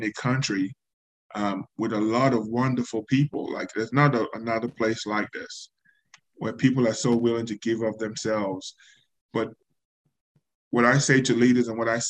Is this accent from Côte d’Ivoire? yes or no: no; Nigeria; now in United States; leaving Nigeria and the experience of being in the U.S. by myself. The experience of being Nigerian